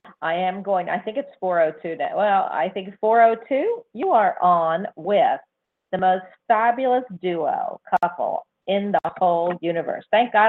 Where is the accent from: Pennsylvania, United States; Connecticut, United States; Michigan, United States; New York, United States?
Pennsylvania, United States; Philadelphia; I was brought up with football too, because I'm from Philadelphia.